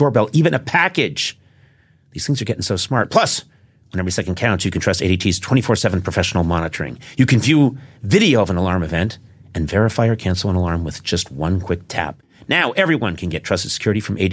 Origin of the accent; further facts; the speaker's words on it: Brookline, Massachusetts, United States; I was in Brookline, Mass.